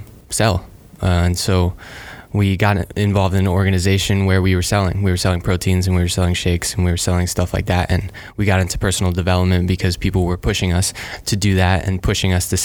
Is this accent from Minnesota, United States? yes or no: no; Weston, Florida, United States; moved away as an adult; now in Gainesville, United States; I'm originally from South Florida in a town called Weston, and super small